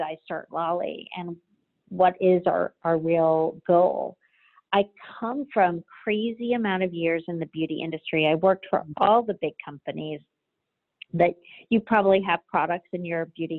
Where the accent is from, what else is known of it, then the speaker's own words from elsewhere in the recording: Jamaica; my parents are Cuban and I was born in Jamaica. So I grew up in, you know, where ingredients were plucked from the garden